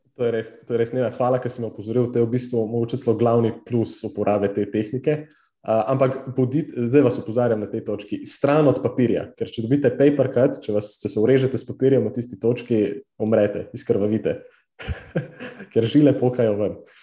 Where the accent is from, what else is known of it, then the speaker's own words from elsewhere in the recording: Slovenia; res smo, neverjetni smo kot narod